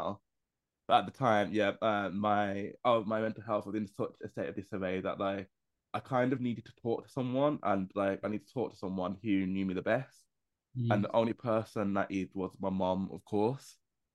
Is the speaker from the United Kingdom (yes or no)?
yes; Birmingham, West Midlands, United Kingdom; moved away as an adult; now in London, United Kingdom; I moved away from my hometown of Birmingham and moved to London